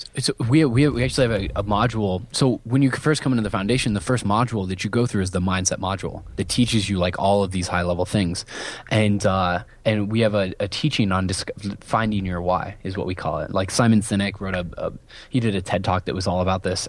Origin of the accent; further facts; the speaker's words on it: Southeast Iowa, United States; I grew up in a town of six hundred people in the middle of nowhere in Iowa.